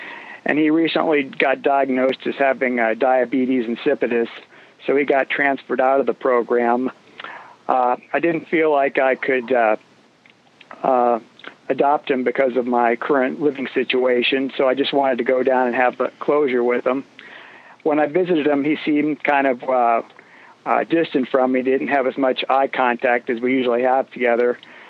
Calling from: Safety Harbor, Florida, United States; I'm calling from Safety Harbor, Florida.

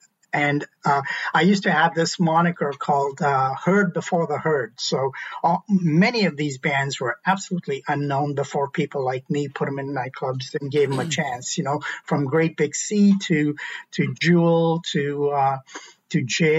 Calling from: Ottawa, Ontario, Canada; I'm calling in from Ottawa.

